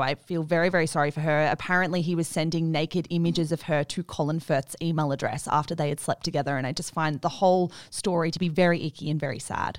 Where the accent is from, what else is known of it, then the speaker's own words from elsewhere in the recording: Australia; as an Australian